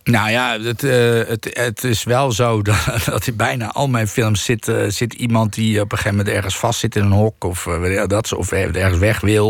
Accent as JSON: {"language": "Dutch", "country": "Netherlands", "tie": "born or raised there", "said": "ik ben gewoon wel hier opgegroeid en ik voel mij wel hier thuis."}